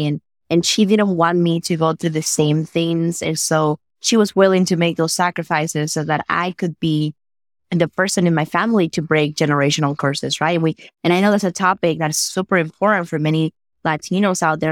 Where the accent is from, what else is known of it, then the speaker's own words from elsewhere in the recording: Dominican Republic; English is a second language; moved away as an adult; now in United States; I was born and raised in the Dominican Republic